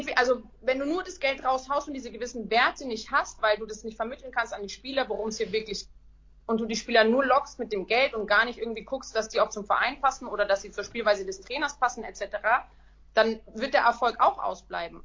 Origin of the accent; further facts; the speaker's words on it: Nuremberg, Bavaria, Germany; Ich komme aus Nürnberg